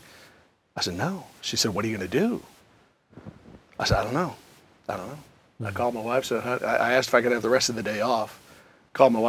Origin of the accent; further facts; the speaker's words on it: Minnesota, United States; moved away as an adult; also born or lived in Knoxville / Atlanta; I'm from Minnesota. Yeah. My family, almost all of them, are still